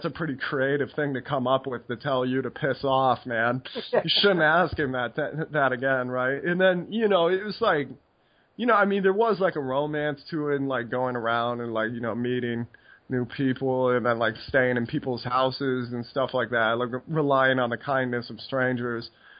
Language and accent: English; United States; moved away as an adult; also born or lived in Netherlands; being American